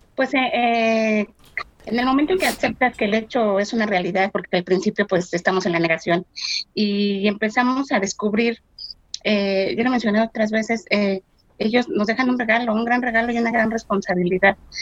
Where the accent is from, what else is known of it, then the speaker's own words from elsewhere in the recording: Mexico City, Mexico; soy de México, Ciudad de México.